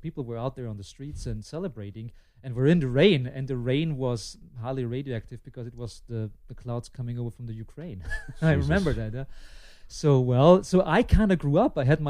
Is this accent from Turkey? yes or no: no; Lower Austria, Austria; also born or lived in Vienna; a little bit outside of Vienna. I grew up in Lower Austria, but I was born in Vienna